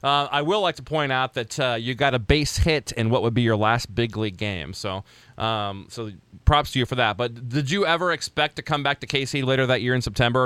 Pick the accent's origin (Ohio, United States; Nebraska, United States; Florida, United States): Nebraska, United States; Lincoln; I grew up in Lincoln, Nebraska, which is about 45 minutes from good old Rosenblatt